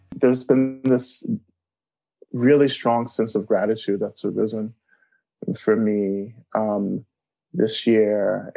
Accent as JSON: {"language": "English", "region": "North Georgia", "country": "United States", "tie": "born or raised there", "said": "I grew up in North Georgia on Cherokee um, and Creek land"}